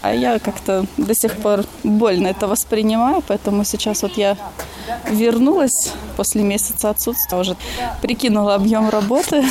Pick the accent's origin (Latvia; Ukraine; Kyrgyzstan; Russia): Latvia; Liepāja; now in Blonti, Latvia; Я из Лепы